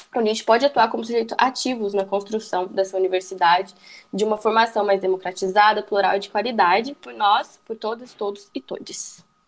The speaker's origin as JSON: {"language": "Portuguese", "town": "São José dos Campos", "region": "São Paulo", "country": "Brazil", "moved": "yes", "lives_now": "Goiás, Brazil", "said": "Eu sou do interior paulista, bem longe aí da, da universidade. Sou de São José dos Campos, São Paulo."}